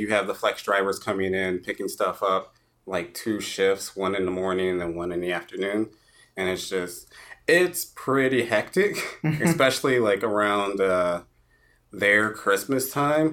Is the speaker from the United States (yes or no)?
yes; Rockford, Illinois, United States; moved away as an adult; also born or lived in Chicago suburbs, Illinois; now in Arizona, United States; I'm from Chicago. I'm used to humidity. So, well, born in Rockford, lived in the suburbs of Chicago for a while.